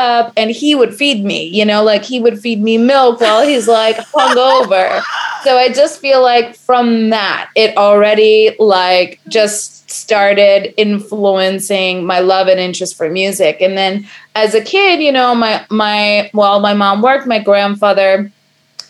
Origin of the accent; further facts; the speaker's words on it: New York City, New York, United States; I am a Brooklyn girl through and through.